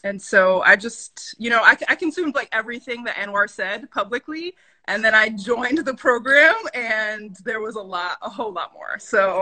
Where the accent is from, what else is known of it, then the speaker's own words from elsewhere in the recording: Lynn, Massachusetts, United States; also born or lived in Dominican Republic; now in Boston, United States; I am from Lynn, Massachusetts by way of Dominican Republic. My parents are both Dominican immigrants.